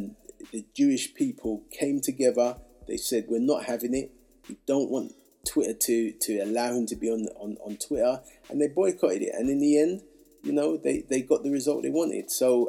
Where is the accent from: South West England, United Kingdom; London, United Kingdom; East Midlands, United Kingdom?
London, United Kingdom; Hackney; You know, and look, I'm from Hackney.